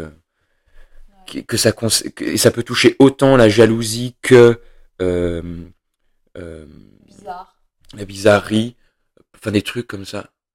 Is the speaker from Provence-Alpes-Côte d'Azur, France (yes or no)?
no; Saint-Étienne, Auvergne-Rhône-Alpes, France; j'ai grandi à Saint-Étienne, la ville noire